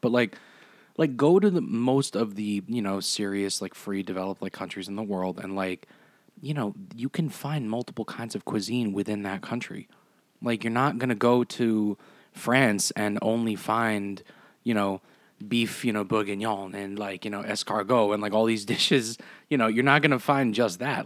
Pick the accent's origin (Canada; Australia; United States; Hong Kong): United States; I tell them I'm one hundred percent Italian, but, you know, at the end of the day, like, am I Italian? Like, no, I'm American